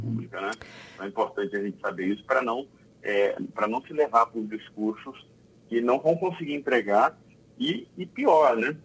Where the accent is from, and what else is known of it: Brazil; also born or lived in Espírito Santo